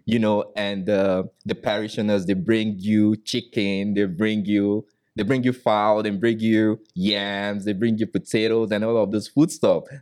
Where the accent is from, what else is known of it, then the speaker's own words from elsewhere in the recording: Nigeria; moved away as an adult; now in United States; I came from Nigeria